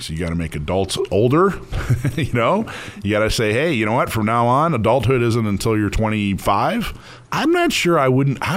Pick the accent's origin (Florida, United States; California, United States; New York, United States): California, United States; Corona; I'm from Corona, California.